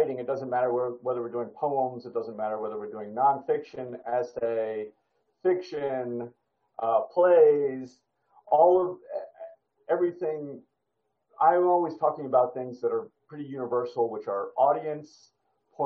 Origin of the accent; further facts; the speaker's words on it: United States; I'm American